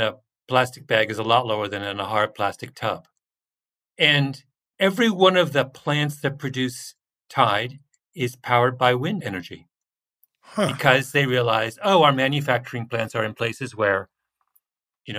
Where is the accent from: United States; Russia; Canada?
Canada; moved away; I say that as a Canadian